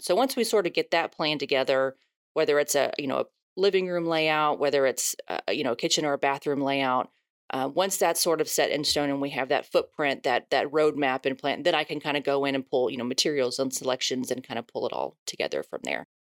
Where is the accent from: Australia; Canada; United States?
United States; Houston, Texas; also born or lived in Dallas; I'm born and raised in Houston.